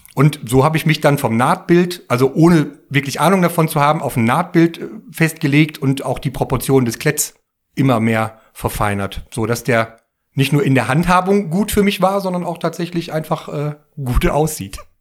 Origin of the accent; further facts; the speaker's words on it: Bottrop, North Rhine-Westphalia, Germany; ich komme ja aus dem Ruhrgebiet, mitten aus dem Pott und da aus Bottrop und äh, in der alten, an dem alten Kiosk, wo äh, ich auch viel in der Jugend immer wieder war